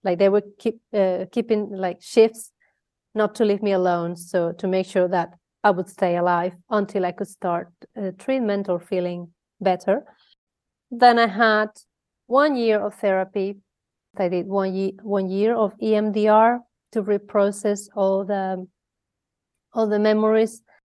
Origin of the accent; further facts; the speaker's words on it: Mallorca, Balearic Islands, Spain; moved away as an adult; now in Netherlands; I'm from Spain, from Mallorca. Uh, if you don't know, Mallorca is a little island in the Mediterranean Sea. And there is where I was born and bred